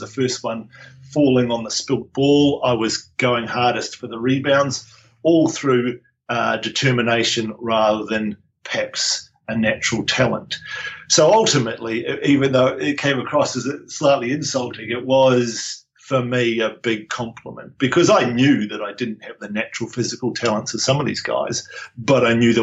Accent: Nelson, New Zealand; moved away as an adult; also born or lived in Wellington, New Zealand / Dunedin, New Zealand / Taranaki, New Zealand / Fremantle, Australia; now in Brisbane, Australia; I grew up in Nelson

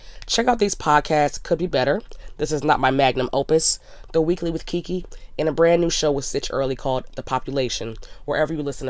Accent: Frederick, Maryland, United States; that is my hometown

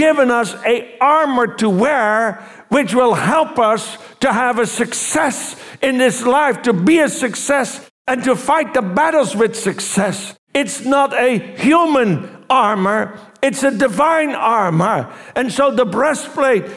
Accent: Netherlands; I was from Holland

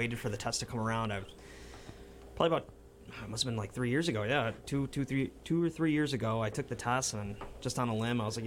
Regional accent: Pittsfield, Massachusetts, United States; Born and raised Pittsfield

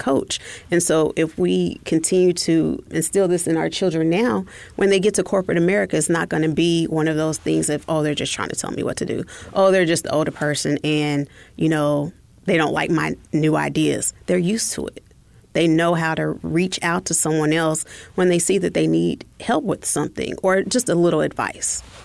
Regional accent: Oklahoma, United States; moved away; I'm originally from Oklahoma

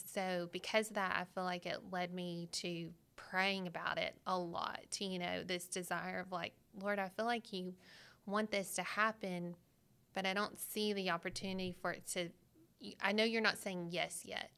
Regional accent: Arkansas, United States; I was born and raised in Arkansas, and my parents go to Manuel Baptist in Little Rock

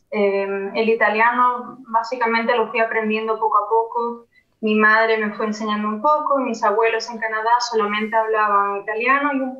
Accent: Vigo, Galicia, Spain; first language Spanish; moved away as an adult; now in Germany; el español, por mi padre y por el ambiente, porque nací en España y viví en España toda mi vida. Eh, después el inglés, porque me habló mi madre desde que nací.

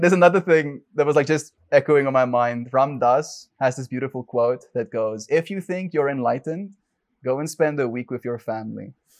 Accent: South Africa; I grew up in South Africa

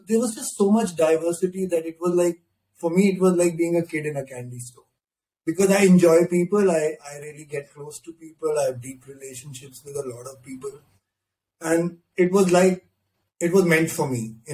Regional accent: Delhi, India; I grew up in Delhi and on the rough streets of West Delhi

